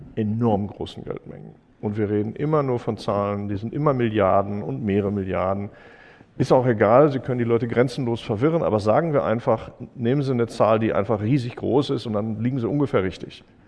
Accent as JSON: {"language": "German", "country": "Germany", "said": "als Deutsche"}